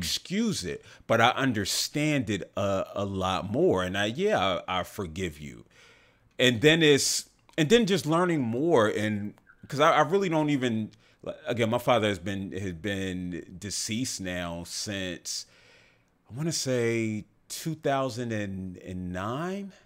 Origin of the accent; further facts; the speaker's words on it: the South, United States; growing up in the South